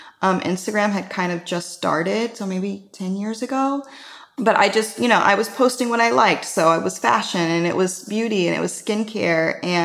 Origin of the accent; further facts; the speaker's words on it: Midwest, United States; I'm from the Midwest, and I always had really dry and cracked lips